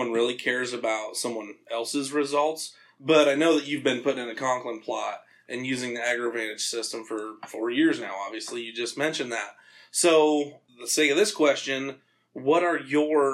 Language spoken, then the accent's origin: English; Iowa, United States; we're all from Iowa